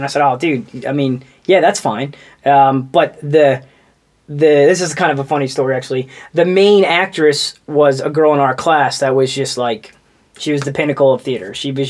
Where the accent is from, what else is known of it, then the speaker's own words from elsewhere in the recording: Houston, Texas, United States; also born or lived in Tampa; So I was born in Tampa, and then... my dad got transferred to Houston with his job.